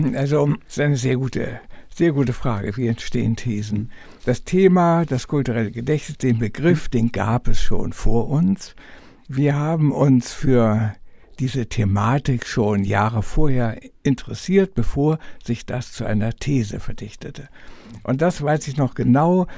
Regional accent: Lübeck, Schleswig-Holstein, Germany; born or raised there

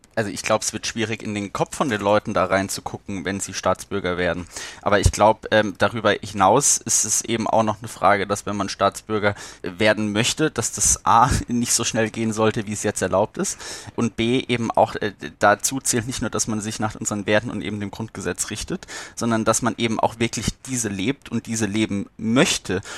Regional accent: Rhineland-Palatinate, Germany; ich hier Pfälzer

